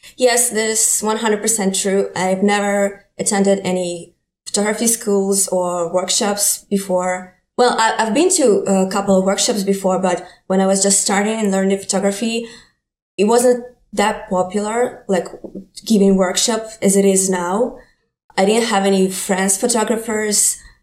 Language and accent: English; Ukraine; English is a second language; moved away as an adult; now in New York, United States; I'm from Ukraine